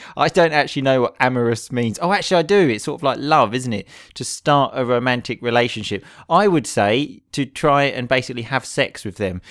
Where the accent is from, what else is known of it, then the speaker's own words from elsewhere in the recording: England, United Kingdom; in England, we either go abroad or we go away for the weekend